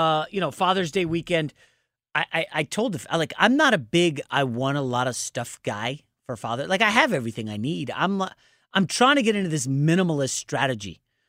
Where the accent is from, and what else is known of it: Northeast, United States; born or raised there